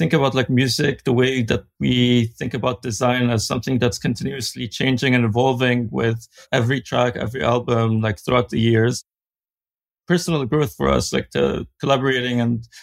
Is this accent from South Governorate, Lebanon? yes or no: no; Beirut, Beirut Governorate, Lebanon; growing up in Beirut